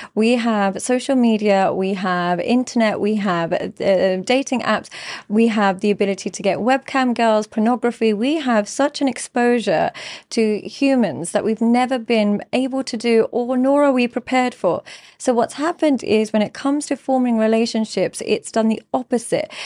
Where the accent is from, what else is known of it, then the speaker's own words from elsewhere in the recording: London, United Kingdom; I grew up in London. I grew up in an entirely English school.